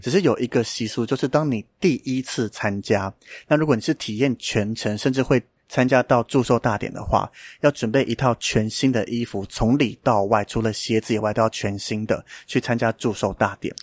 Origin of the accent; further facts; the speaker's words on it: Mailiao, Yunlin County, Taiwan; moved away; 我老家在云林卖鸟啦，所以我敢讲这个地方是很乡下的地方